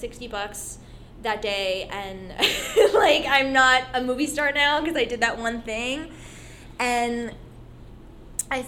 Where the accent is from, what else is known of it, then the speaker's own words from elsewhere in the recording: Vernon, New Jersey, United States; I grew up in Vernon, New Jersey